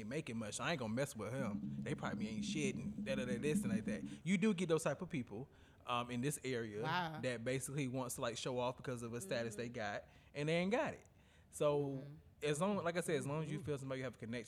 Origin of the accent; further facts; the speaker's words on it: North Carolina, United States; I'm from the South. You know, I'm from North Carolina